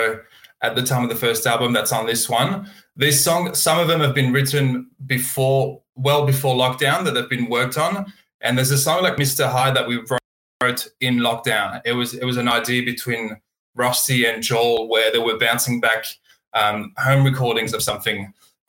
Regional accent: Burgundy, Bourgogne-Franche-Comté, France; moved away as an adult; now in Australia; I'm from Burgundy. So middle east of France and near Dijon

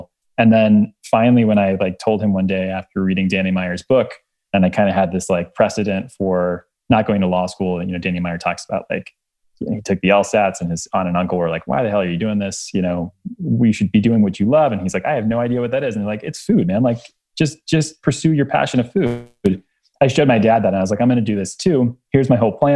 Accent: Miami, Florida, United States; I was born in Miami, Florida

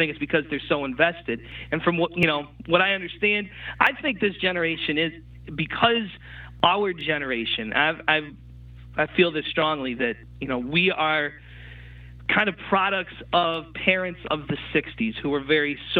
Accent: New Britain, Connecticut, United States; also born or lived in Boston, Massachusetts; being from New Britain

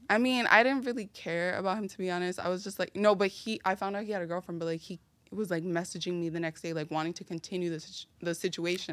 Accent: New York City, New York, United States; also born or lived in Brooklyn, New York; I was raised in the Bronx, New York, in an area called Marble Hill, and I was also partially raised in Brooklyn, in an area called Mill Basin

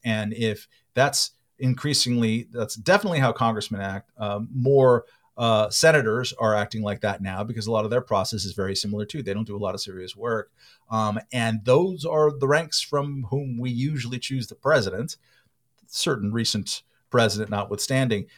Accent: California, United States; I'm a Californian and I'm an American

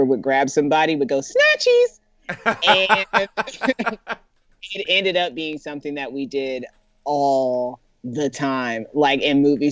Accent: Indiana, United States; growing up in Indiana

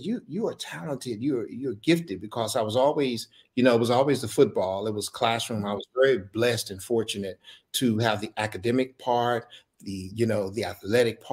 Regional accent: Dallas, Texas, United States; Dallas born and raised

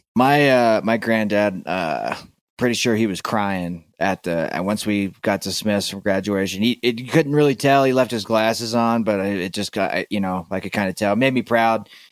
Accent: Florida, United States; also born or lived in Tennessee; I grew up in Florida and I split my time between Florida and Tennessee

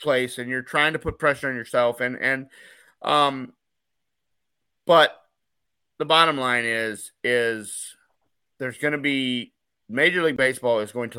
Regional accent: Michigan, United States; I was born in Michigan

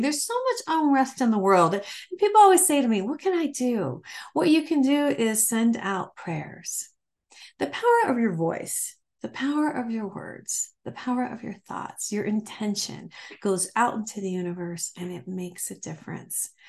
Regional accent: Michigan, United States; moved away; also born or lived in Ohio; I'm from Michigan, Ohio, and Michigan originally

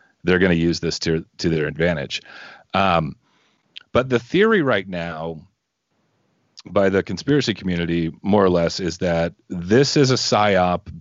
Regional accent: Southeast Texas, United States; I'm from Southeast Texas

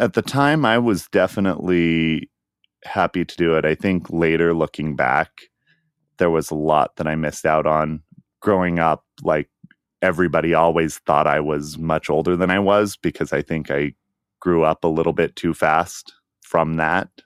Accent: Utah, United States; Growing up in Utah, it's really hard to have any sort of social life without being part of the Mormon church

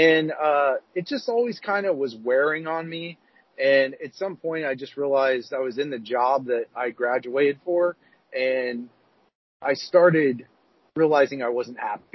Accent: Columbus, Ohio, United States; moved away; I grew up in Columbus, Ohio

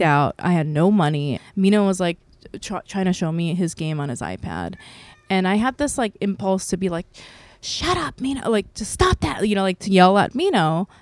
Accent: South Korea; now in United States; I'm an American citizen, by the way, but I think I can apply for Korean citizenship 'cause I was born there

